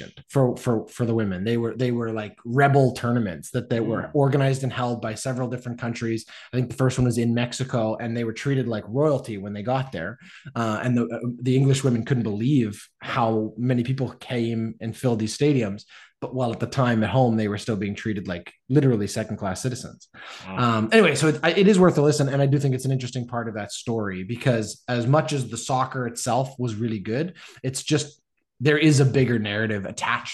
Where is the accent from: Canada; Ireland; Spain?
Canada; Canadian fan